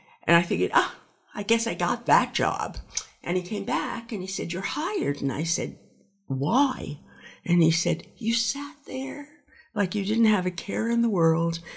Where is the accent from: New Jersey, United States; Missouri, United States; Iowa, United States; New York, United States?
New York, United States; New York City; I grew up in Brooklyn, in New York